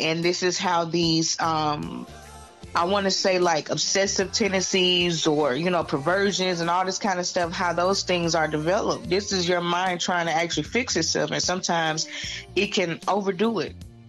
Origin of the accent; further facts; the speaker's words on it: Atlanta, Georgia, United States; also born or lived in Valdosta; On Moody Air Force Base, but I grew up in Atlanta. I went to elementary school at Atlanta Public Schools